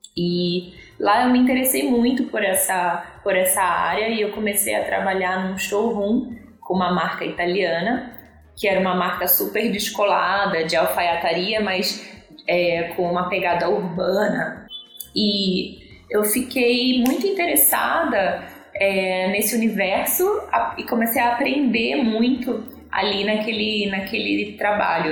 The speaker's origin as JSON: {"language": "Portuguese", "country": "Brazil", "also_born_or_lived": "South Africa", "said": "eu venho lá do Brasil"}